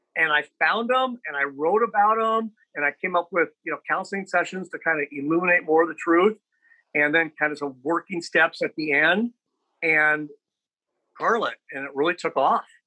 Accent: Lincoln, Nebraska, United States; I grew up in Lincoln and obviously very sheltered

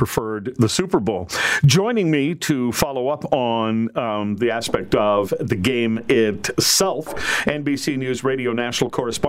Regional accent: Manitoba, Canada; moved away; also born or lived in Regina, Saskatchewan; having lived in Regina, Saskatchewan, and worked there, that in and growing up in Manitoba

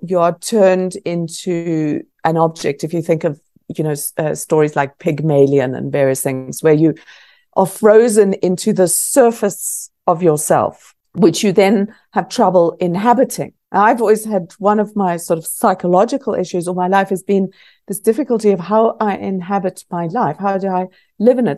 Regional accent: South Africa; also born or lived in Scotland; growing up in South Africa

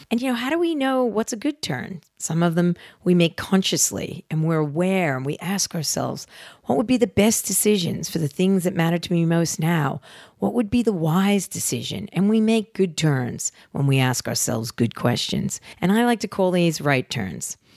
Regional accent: New Jersey, United States; I'm a girl from Jersey and I have flaws.

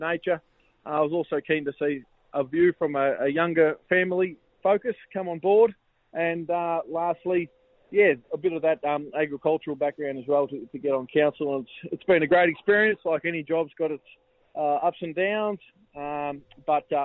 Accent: Garvoc area, Victoria, Australia; I grew up in the Garbock, Eklund area there, on a dairy farm

